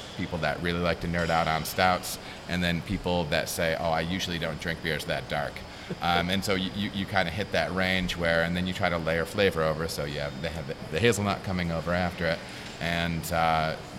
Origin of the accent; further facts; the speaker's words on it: Michigan, United States; moved away; I'm from Michigan